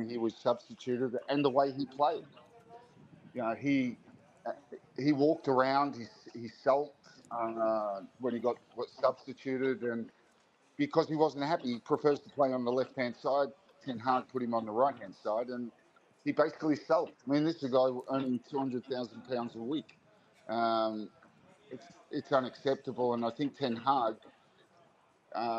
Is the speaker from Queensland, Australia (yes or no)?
no; Sydney, New South Wales, Australia; Grew up in, the Shire down there.